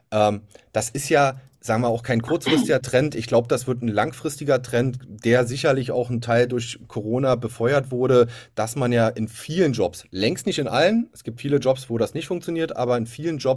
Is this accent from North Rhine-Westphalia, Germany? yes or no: no; Berlin, Germany; Ich bin ja nun als Berliner ähm, gebürtiger, auch äh, ich sage jetzt nur deswegen Ostberliner